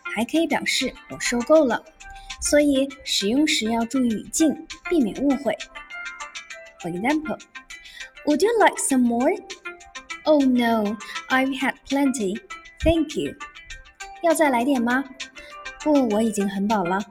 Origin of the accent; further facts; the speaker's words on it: China; 对于我们中国人来说，吃饭不仅仅满足口腹之欲，也承担了人们的情感交际